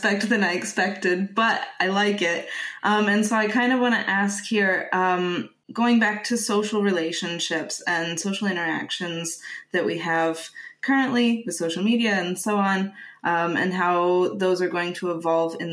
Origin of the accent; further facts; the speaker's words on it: United States; I'm American